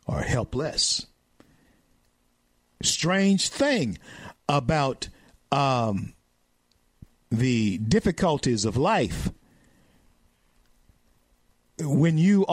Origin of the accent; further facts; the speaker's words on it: Louisiana, United States; the great state of Louisiana, my home state